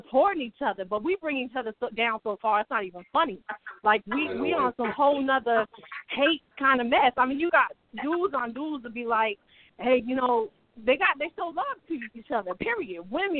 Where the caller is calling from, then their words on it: Ohio, United States; I'm coming from Ohio, but that's not where I'm from, but this is where I'm calling from.